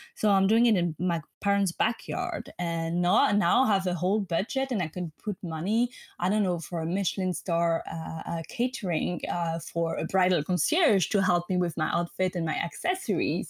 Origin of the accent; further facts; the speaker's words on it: French-speaking Switzerland, Romandy, Switzerland; English is a second language; moved away as an adult; I'm not American, so I'm from Switzerland, the French-speaking part of Switzerland